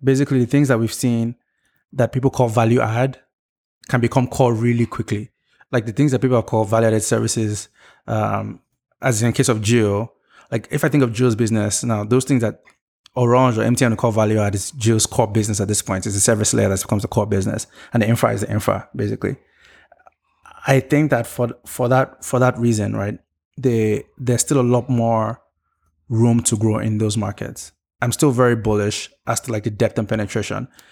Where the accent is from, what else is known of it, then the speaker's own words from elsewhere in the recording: Nigeria; growing up in Nigeria and my experience with Nigerian government